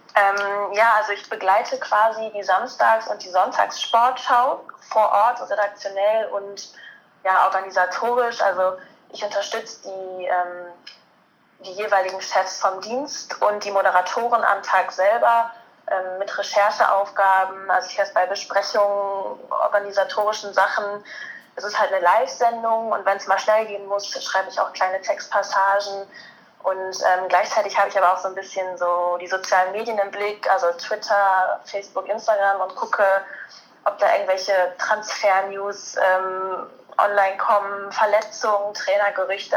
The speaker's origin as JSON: {"language": "German", "area": "near Cologne", "region": "North Rhine-Westphalia", "country": "Germany", "tie": "born or raised there", "said": "ich komme gebürtig aus der Nähe von Köln, studiere jetzt gerade in Köln"}